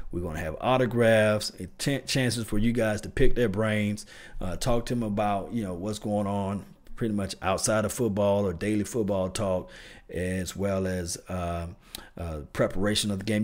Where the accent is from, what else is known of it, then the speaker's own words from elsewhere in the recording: the South, United States; I'm from the South, so we say dressing